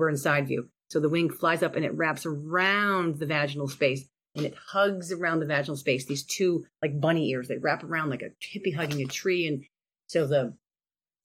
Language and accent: English; Cleveland, Ohio, United States; we're from Cleveland, Ohio.